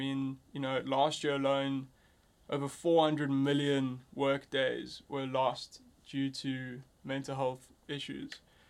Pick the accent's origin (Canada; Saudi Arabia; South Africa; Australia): South Africa; as I'm learning, being a South African and African entrepreneur, is that often we confide ourselves into the borders.